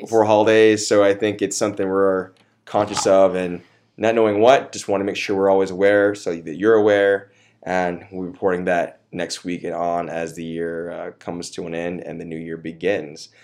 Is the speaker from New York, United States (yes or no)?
no; Austin, Texas, United States; I'm from Austin. I was born here. I was raised here